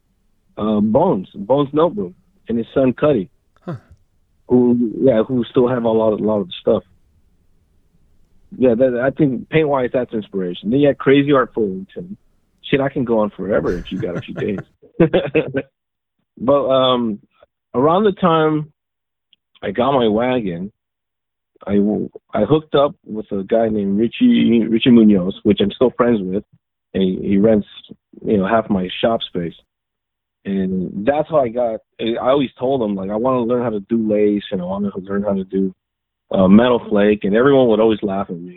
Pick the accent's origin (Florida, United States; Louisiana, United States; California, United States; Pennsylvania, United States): California, United States; Los Angeles; We're from L.A. I don't consider myself from Los Angeles. I'm from the Valley